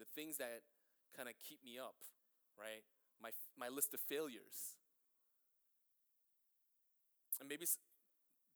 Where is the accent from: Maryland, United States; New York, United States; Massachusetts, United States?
New York, United States; New York City; also born or lived in Greenpoint, Brooklyn; I grew up in Flushing my entire life, and now I live in Greenpoint